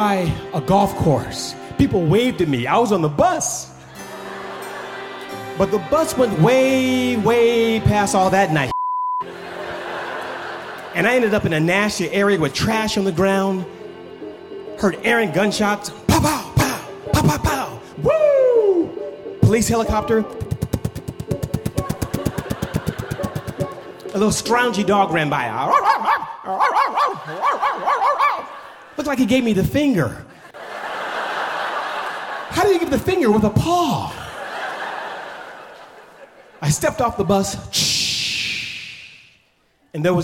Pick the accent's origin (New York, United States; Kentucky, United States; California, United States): California, United States; Oakland; moved away as an adult; also born or lived in Los Angeles, California; I grew up on East 14th in Oakland, California